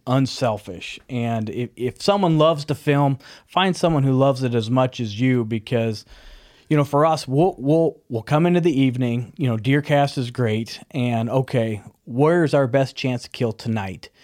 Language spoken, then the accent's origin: English; Nebraska, United States; growing up in Nebraska